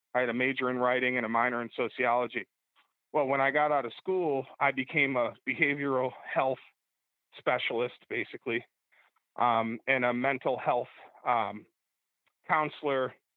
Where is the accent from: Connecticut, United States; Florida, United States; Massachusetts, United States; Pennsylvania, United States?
Pennsylvania, United States; Bradford; I went to college in my hometown of Bradford, PA